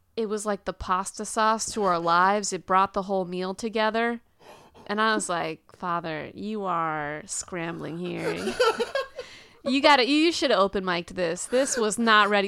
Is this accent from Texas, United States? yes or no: yes; Houston, Texas, United States; I was born and raised in Houston